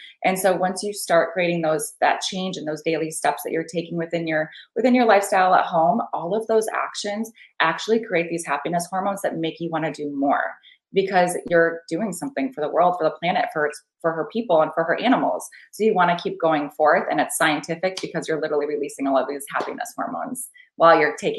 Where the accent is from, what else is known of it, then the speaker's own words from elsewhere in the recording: Midwest, United States; I've never seen this in my life. And I'm from the Midwest.